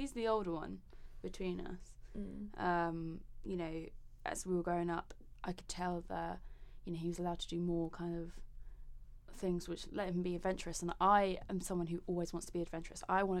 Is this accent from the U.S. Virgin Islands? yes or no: no; England, United Kingdom; And obviously, like, growing up in England, so all my friends would be out until 8